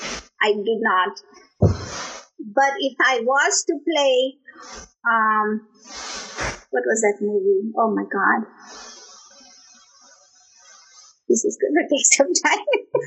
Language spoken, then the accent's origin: English; Kenya; moved away as an adult; also born or lived in Tanzania; I'm from Kenya